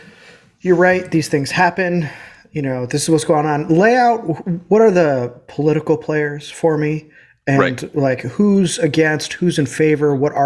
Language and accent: English; United States; As an American